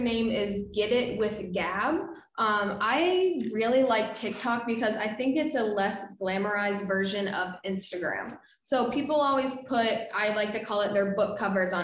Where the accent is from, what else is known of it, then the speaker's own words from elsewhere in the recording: Northeast, United States; I'm from the Northeast